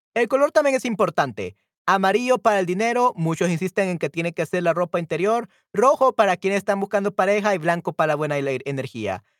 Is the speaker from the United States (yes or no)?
no; El Salvador; aquí en El Salvador comemos pollo.